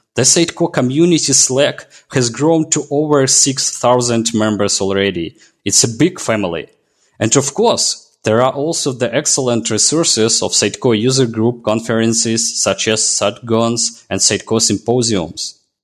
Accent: Belarus; I'm from Belarus

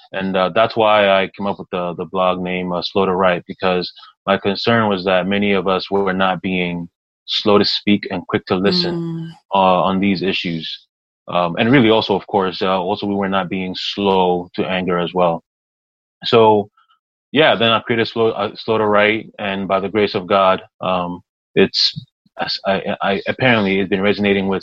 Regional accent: Toronto, Ontario, Canada; born or raised there; also born or lived in Ghana / Montreal, Canada

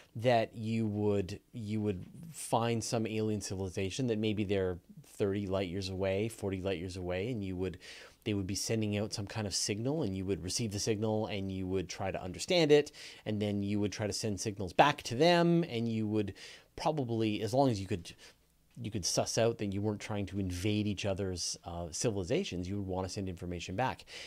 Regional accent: Canada; accent: Canadian; we as Canadians, uh, we say words differently than Americans

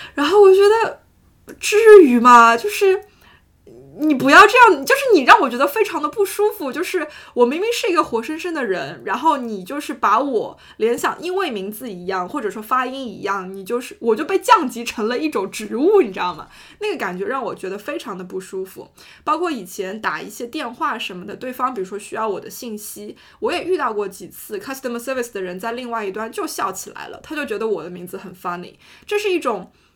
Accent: China; moved away; 我是中国人

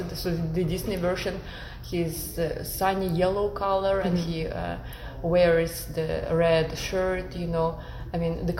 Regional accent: Kazakhstan; now in United States; I'm originally from Kazakhstan

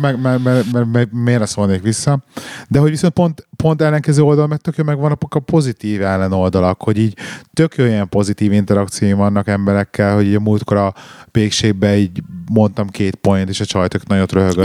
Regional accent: Hungary; mi úgy szocializáltunk, és úgy nőttünk fel Magyarországon

